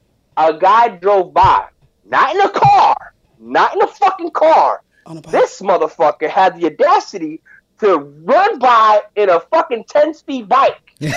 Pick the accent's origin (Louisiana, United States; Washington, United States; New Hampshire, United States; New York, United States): New York, United States; moved away; also born or lived in Puerto Rico; I grew up in New York